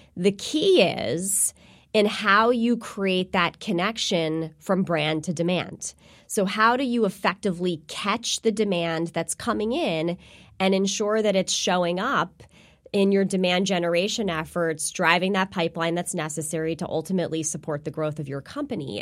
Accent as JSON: {"language": "English", "region": "New Jersey", "country": "United States", "tie": "born or raised there", "said": "I am, uh, born and raised in New Jersey. I'm a Jersey girl"}